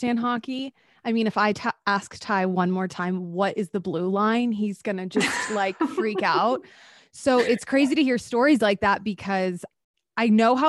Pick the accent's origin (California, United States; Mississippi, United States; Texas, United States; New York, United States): Texas, United States; moved away; also born or lived in Arizona; I'm from Texas